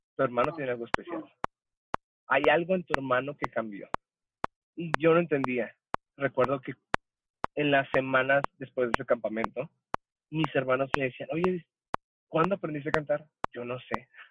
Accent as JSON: {"language": "Spanish", "town": "El Paso", "region": "Texas", "country": "United States", "tie": "born or raised there", "also_born_or_lived": "Ciudad Juárez, Chihuahua, Mexico / California / Nogales, Sonora, Mexico", "moved": "as an adult", "lives_now": "Mexico", "said": "yo soy nacido en Ciudad Juárez, Chihuahua, la mejor ciudad del mundo, aunque no crecí ahí. Este, probablemente a la edad de los cinco años, mi familia se mueve a la ciudad del Paso, Texas"}